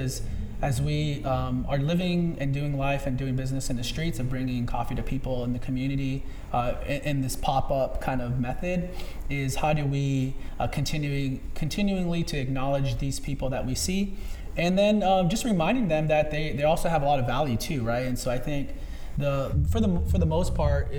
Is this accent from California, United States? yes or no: yes; Los Angeles, California, United States; since I was a boy growing up in San Pedro